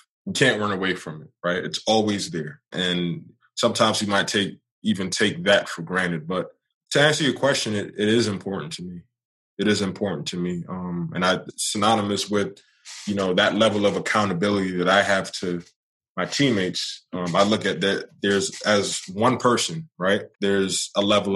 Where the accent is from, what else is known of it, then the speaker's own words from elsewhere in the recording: New York City, New York, United States; now in Charlotte, United States; I'm born and raised in New York.